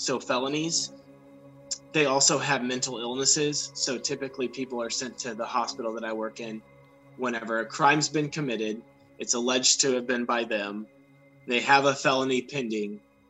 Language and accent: English; Villa Ridge, Missouri, United States; moved away as an adult; now in Florida, United States; we grew up in what is actually a small town, in Villa Ridge, Missouri